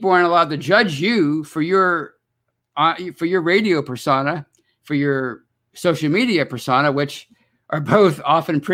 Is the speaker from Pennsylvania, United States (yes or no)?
yes; Pittsburgh, Pennsylvania, United States; I'm from Pittsburgh